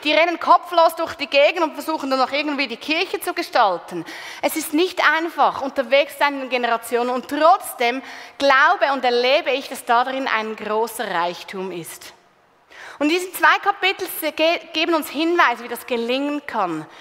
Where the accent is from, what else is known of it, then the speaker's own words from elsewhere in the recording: Switzerland; bei uns in der Schweiz